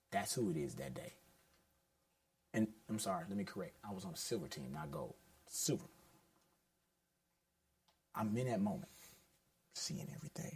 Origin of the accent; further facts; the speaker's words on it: Houston, Texas, United States; I'm from Houston, I'm going to keep a mild lisp and H-Town flow.